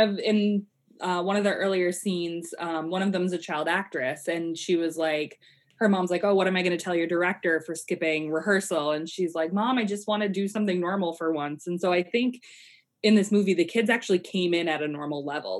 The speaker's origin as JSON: {"language": "English", "region": "Colorado", "country": "United States", "tie": "born or raised there", "said": "I I grew up in Colorado"}